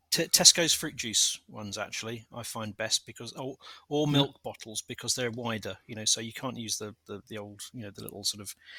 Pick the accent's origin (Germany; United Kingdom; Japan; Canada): United Kingdom; London; I was born a stone's throw away from Selhurst Park